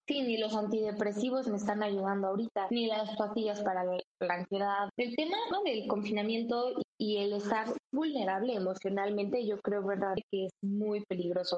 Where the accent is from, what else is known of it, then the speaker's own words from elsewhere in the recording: Mexico; soy mexicana